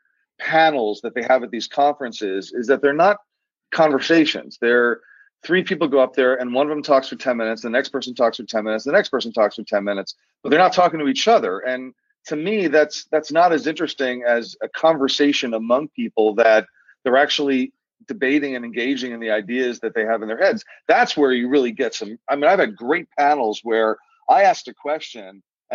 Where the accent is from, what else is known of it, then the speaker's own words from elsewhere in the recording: Rockland County, New York, United States; also born or lived in Washington, D.C. / San Francisco; I grew up in Rockland. This is where my family came in the mid-70s. And I went to high school here